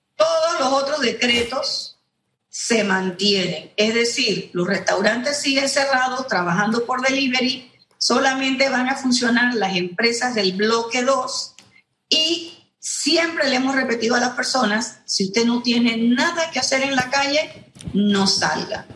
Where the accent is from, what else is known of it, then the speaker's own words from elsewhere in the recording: Panama; nosotros no somos Europa, nosotros no somos Alemania, ni somos Corea, ni somos Japón, somos Panamá